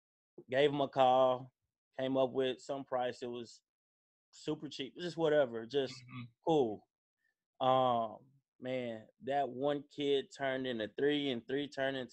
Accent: Dallas, Texas, United States; also born or lived in Indiana; I'm from Dallas. Played basketball at Carter High School.

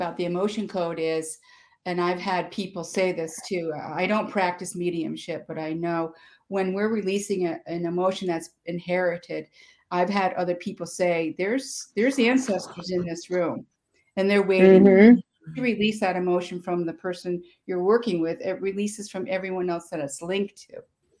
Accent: Schenectady, New York, United States; In Schenectady, New York.

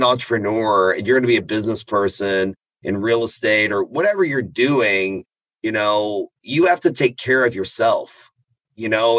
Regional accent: Austin, Texas, United States; being an Iranian American, I'm a first generation American. Born and raised in Austin, Texas, lived up and down the I-35 corridor.

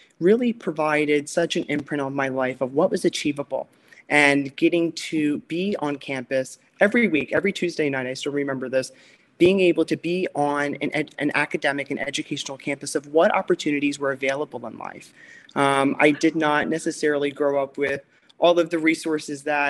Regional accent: Chester County, Pennsylvania, United States; now in Wilmington, United States; growing up in Chester County, which is where I was born and raised

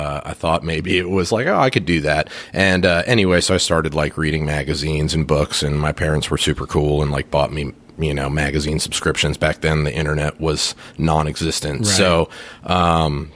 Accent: Phoenix, Arizona, United States; I was born in Phoenix, Arizona, so I'm kind of a desert kid at heart

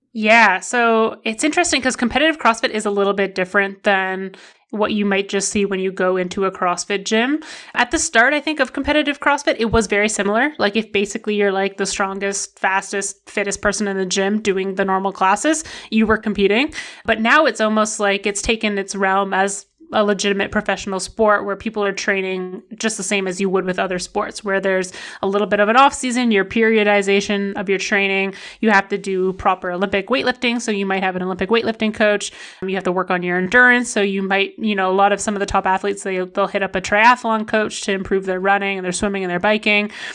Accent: Ottawa, Ontario, Canada; also born or lived in Vancouver; I was born in Vancouver, so, like, where I live or where I grew up in the Ottawa area, there's not very many big mountains, but I, I did grow up in Vancouver until I was, like, five

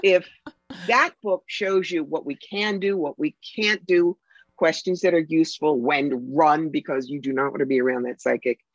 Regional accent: New York City, New York, United States; I'm a New Yorker. I talk fast

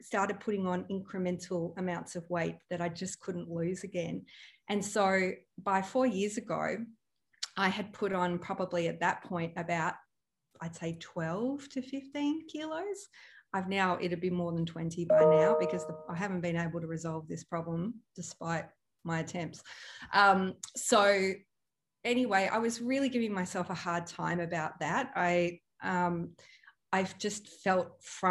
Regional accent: Melbourne, Victoria, Australia; moved away as an adult; also born or lived in Europe / Byron Bay; growing up in Melbourne, you know, it's a very stylish place

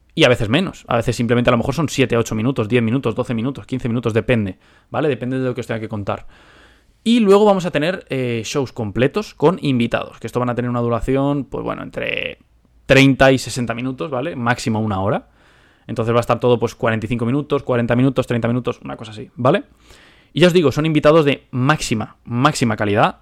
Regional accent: Spain; moved away as an adult; now in United States; soy español. Ahora vivo en Estados Unidos

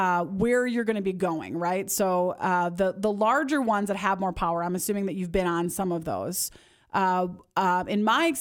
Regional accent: Midwest, United States; moved away; I grew up in the Midwest where I didn't have exposure to four-wheelers and side-by-sides.

